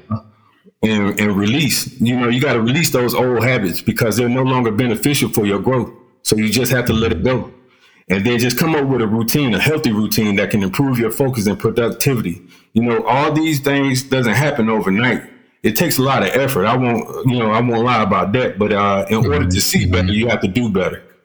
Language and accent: English; Columbus, Georgia, United States; now in Clarksville, United States; I'm originally from Columbus, Georgia, but currently I reside in uh, Clarksville, Tennessee.